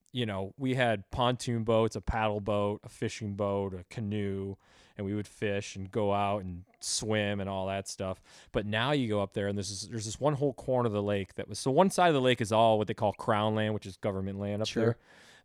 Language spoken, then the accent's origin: English; Detroit, Michigan, United States; now in Dallas, United States; We're both from Michigan.